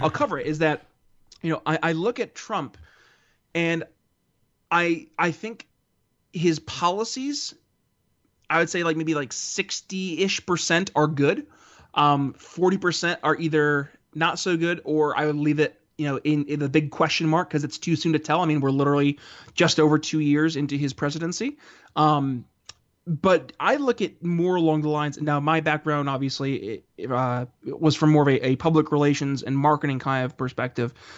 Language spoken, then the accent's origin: English; United States; I say this as an American